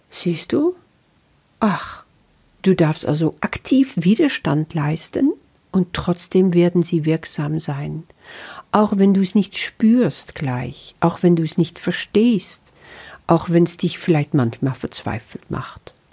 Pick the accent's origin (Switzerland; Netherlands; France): Netherlands; German is a second language; now in Germany; Das ist nun mal so als Niederländerin. Ich bin schon so lange in Deutschland, aber du wirst dich daran gewöhnen, dass mein Deutsch einfach nicht perfekt ist.